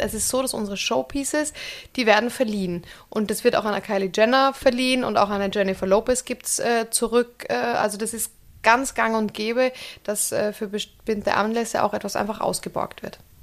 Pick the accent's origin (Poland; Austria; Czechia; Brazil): Austria; moved away as an adult; now in Germany; Als Österreicherin